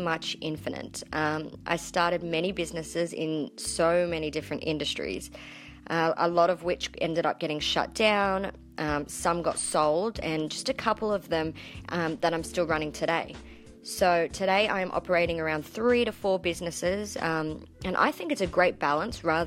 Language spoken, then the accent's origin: English; Sydney, New South Wales, Australia; also born or lived in country Queensland; now in Queensland, Australia; as you can probably tell from my accent, I come from a land down under. I was born in Sydney, Australia, to be exact.